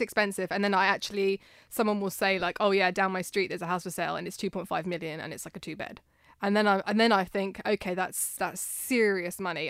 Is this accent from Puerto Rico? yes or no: no; United Kingdom; being British